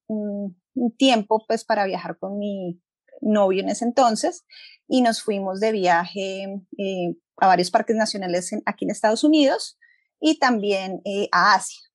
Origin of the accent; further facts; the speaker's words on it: Bogotá, Colombia; moved away as an adult; also born or lived in Costa Rica; now in Colorado, United States; yo nací en Bogotá y viví casi toda mi vida en una jungla de cemento